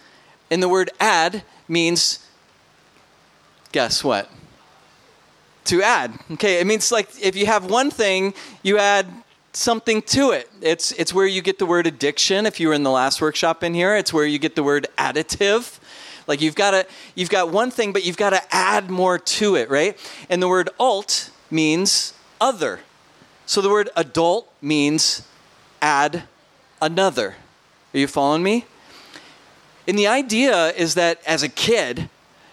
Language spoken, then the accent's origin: English; Minnesota, United States; I'm from Minnesota, so I might sound funny.